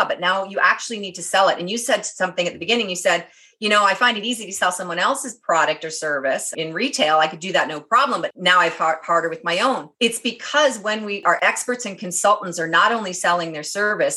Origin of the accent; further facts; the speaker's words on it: Canada; They knew I was Canadian